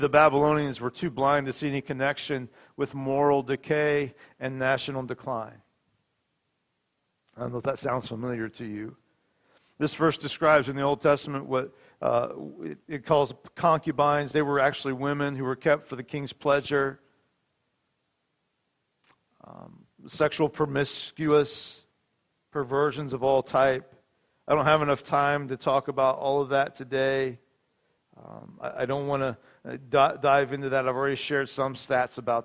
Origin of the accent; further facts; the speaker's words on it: United States; I'm American to the core, and I love this place. I'm so glad God put me here